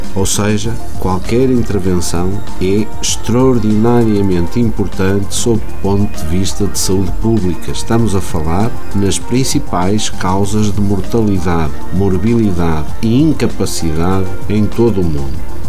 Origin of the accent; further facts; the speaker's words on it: Portugal; como portugueses